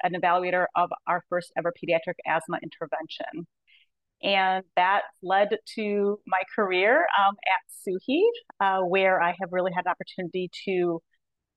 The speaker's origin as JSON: {"language": "English", "region": "Minnesota", "country": "United States", "moved": "as an adult", "said": "I'm from Minnesota, so that's where I had done my education"}